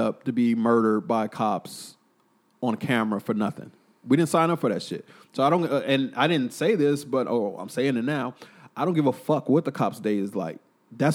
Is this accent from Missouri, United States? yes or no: no; Killeen, Texas, United States; my hometown, Killeen